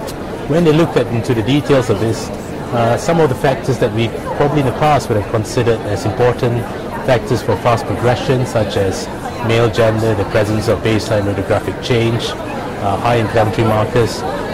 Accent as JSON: {"language": "English", "region": "London", "country": "United Kingdom", "said": "I'm from London, United Kingdom, reporting here at ACR 23 in San Diego for Rundown."}